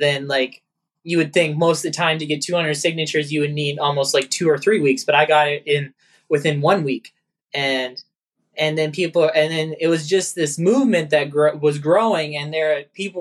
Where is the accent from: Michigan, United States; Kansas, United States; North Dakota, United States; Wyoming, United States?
North Dakota, United States; Mandan; also born or lived in New Salem, North Dakota; We're from Mandan, North Dakota. We moved from New Salem, North Dakota in 2003. My family owns and operates an 800 cow rotary parlor operation. And I've grown up at the farm ever since I was born.